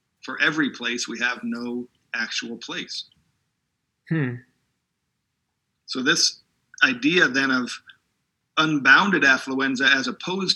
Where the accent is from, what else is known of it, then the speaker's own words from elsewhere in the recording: Southern California, United States; I grew up in Southern California